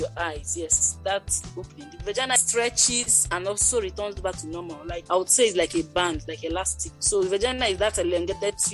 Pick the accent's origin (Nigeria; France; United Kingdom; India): Nigeria; I'm a Nigerian registered nurse